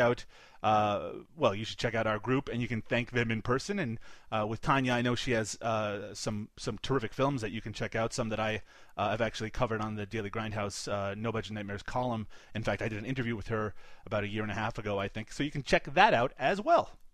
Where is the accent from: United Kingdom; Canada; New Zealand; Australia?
Canada; I'm Canadian